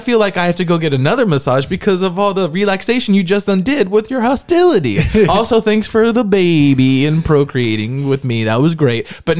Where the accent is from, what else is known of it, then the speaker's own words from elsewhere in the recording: United States; We're American.